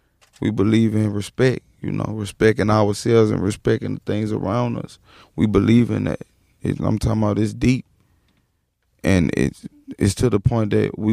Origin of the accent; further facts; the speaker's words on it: Baton Rouge, Louisiana, United States; also born or lived in New Orleans; I was born in New Orleans, but New Orleans. I grew up in Baton Rouge.